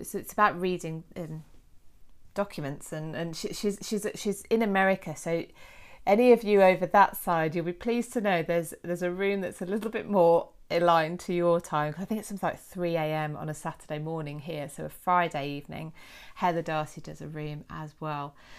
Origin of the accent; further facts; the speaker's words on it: United Kingdom; us Brits